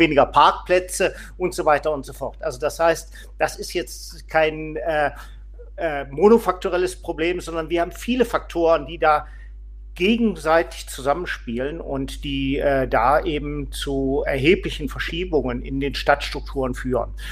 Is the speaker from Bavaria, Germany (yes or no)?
no; Solingen, North Rhine-Westphalia, Germany; bin stellvertretender Leiter des Beirats nachhaltiger Kommunen in meiner Heimatstadt Solingen